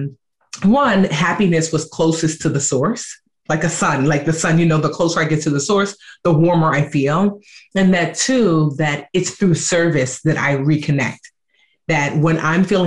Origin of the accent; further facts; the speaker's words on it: Nigeria; and I'm Nigerian.